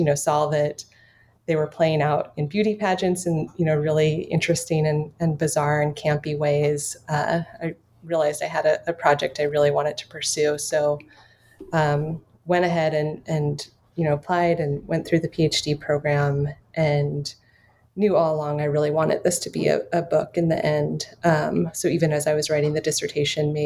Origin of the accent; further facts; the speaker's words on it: Flagstaff, Arizona, United States; now in Seattle, United States; I'm originally from Flagstaff, Arizona, and spent most of my life there